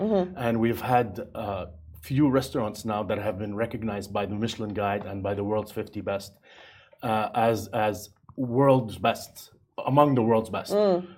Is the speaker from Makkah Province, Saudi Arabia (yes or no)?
yes; Jeddah, Makkah Province, Saudi Arabia; also born or lived in Far East / United States / Europe; I'm from Saudi Arabia, which is where the … name comes from. I wanted to have something that shows my Arab heritage. So I chose … because I'm from Jeddah, from Saudi Arabia, and I move around a lot.